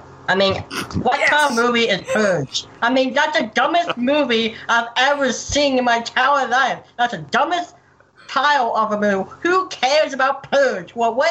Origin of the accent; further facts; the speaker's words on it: Virginia Beach, Virginia, United States; I live in the Commonwealth of Virginia, Virginia Beach, Virginia.